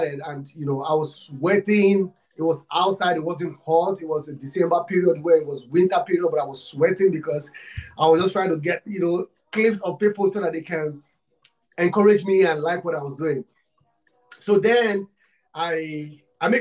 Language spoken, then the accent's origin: English; Nigeria; I'm from Africa, Nigeria. I'm from Nigeria